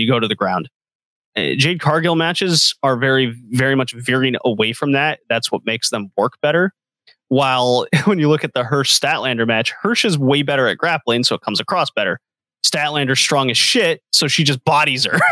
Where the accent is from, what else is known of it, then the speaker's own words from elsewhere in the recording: United States; I'm an American